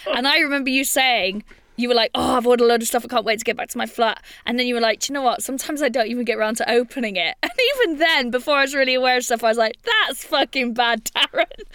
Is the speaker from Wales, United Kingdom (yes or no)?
yes; Wales, United Kingdom; I'm from Wales